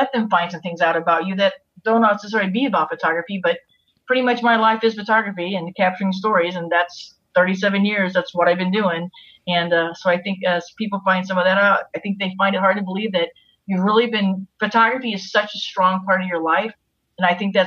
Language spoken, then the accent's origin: English; St. Louis, Missouri, United States; moved away; I'm from St. Louis originally